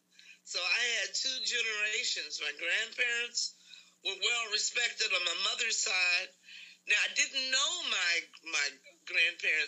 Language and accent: English; Richmond, Virginia, United States; also born or lived in Lawrenceville, Virginia; we moved from Lawrenceville to Richmond. And so that's when we moved to a home in Northside, Griffin Avenue, not far from the Virginia Union campus